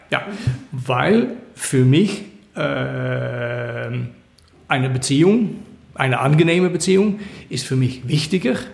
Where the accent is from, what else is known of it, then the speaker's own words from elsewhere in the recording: Netherlands; German is a second language; moved away; Ähm, ben ich bin aus den Niederlanden äh, gegangen äh, in, in Februar.